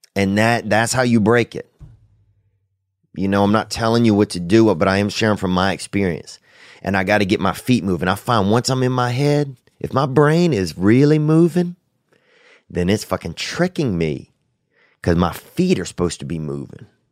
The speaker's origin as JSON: {"language": "English", "town": "Covington", "region": "Louisiana", "country": "United States", "tie": "born or raised there", "moved": "yes", "said": "that's my hometown, Saint Tammany Parish, down there along the Chafunkta River in Covington"}